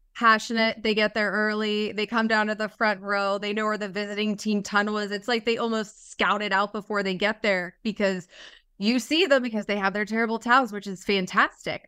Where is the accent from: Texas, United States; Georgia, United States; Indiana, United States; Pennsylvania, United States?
Pennsylvania, United States; Pittsburgh; I'm from Pittsburgh, born and raised